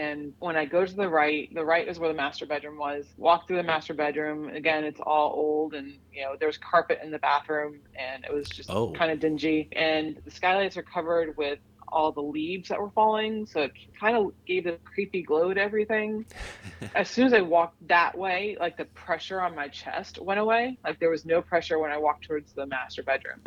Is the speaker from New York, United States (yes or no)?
no; Miami, Florida, United States; moved away as an adult; now in Raleigh, United States; I'm from Miami originally